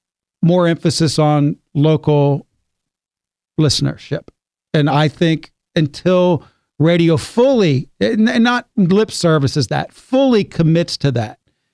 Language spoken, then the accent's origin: English; West Virginia, United States; My whole life, it's been trying to get rid of affects. You know? I mean, I grew up in West Virginia.